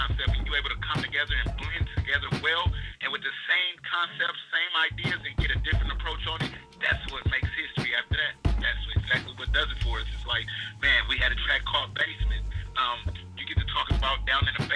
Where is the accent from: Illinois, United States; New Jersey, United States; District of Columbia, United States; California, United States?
California, United States; Compton; I'm from Compton